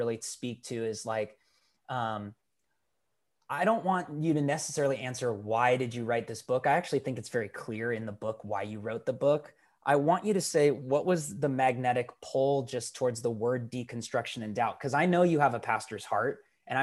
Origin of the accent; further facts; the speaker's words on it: Portland, Oregon, United States; my hometown of Portland, Oregon.